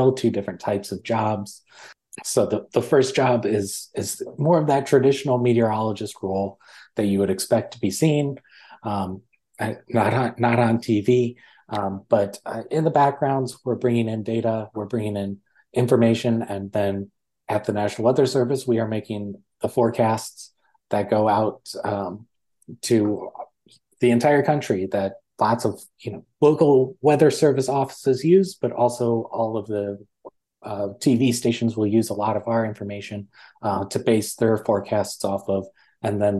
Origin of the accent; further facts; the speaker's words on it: West Michigan, United States; moved away as an adult; also born or lived in Maryland; growing up in West Michigan